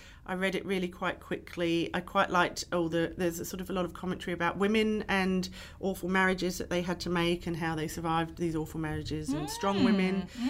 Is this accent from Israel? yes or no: no; England, United Kingdom; especially as an English person